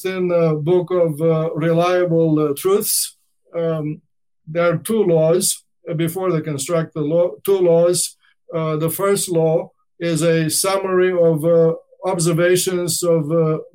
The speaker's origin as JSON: {"language": "English", "region": "Danube Delta", "country": "Romania", "tie": "born or raised there", "said": "I grew up in the Danube Delta"}